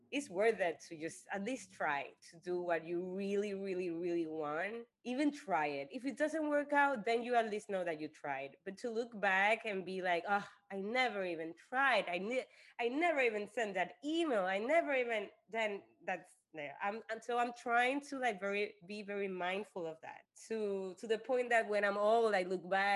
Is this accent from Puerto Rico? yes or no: yes; Puerto Rico; now in New York City, United States; I am from Puerto Rico and that's a huge part of me.